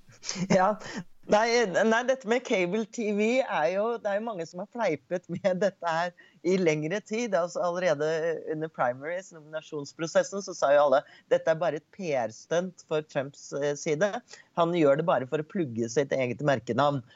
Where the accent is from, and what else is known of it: Norway; now in United States